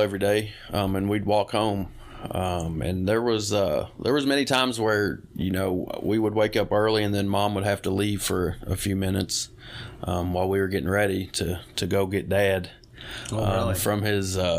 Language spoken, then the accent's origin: English; Louisville, Kentucky, United States; also born or lived in Bowling Green, Kentucky; I was born and raised in Louisville